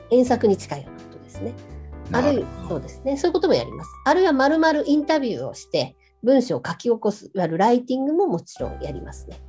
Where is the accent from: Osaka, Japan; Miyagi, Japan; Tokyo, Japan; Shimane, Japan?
Tokyo, Japan; 私東京生まれ東京育ち現在東京の狛江市に在住しております